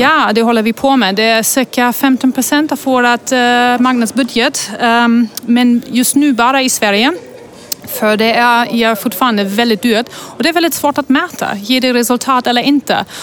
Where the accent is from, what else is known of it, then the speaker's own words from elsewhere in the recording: Germany; now in Sweden; Jag kommer egentligen från Tyskland